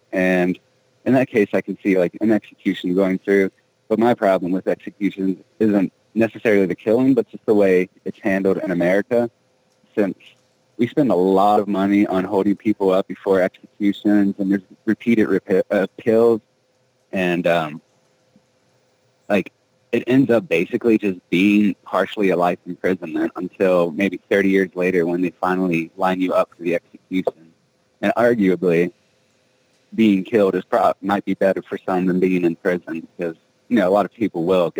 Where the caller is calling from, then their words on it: Colorado, United States; Hey, this is … calling from Colorado.